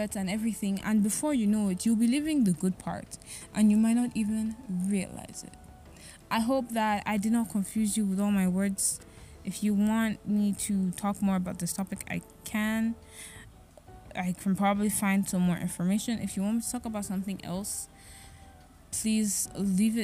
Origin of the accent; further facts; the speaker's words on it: Nigeria; As a Nigerian, or even as an African from any country in Africa